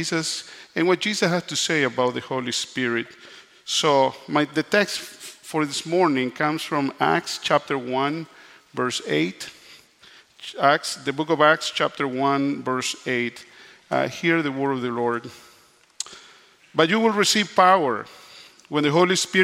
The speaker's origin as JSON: {"language": "English", "country": "Nicaragua", "tie": "born or raised there", "also_born_or_lived": "Canada", "moved": "yes", "lives_now": "United States", "said": "I was born in Nicaragua. If you see the map of Latin America, I'm right in the middle, border with Costa Rica and Honduras. So if you have ever done mission in those areas, I'm from there"}